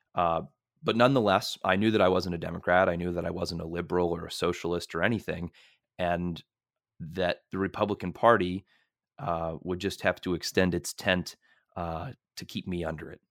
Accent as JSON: {"language": "English", "town": "Merrimack", "region": "Massachusetts", "country": "United States", "said": "I'm from Merrimack, Massachusetts"}